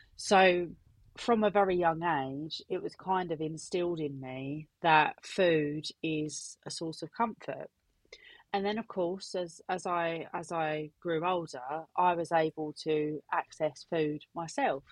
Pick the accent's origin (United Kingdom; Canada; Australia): United Kingdom; Essex, East of England; I am 32 from Essex.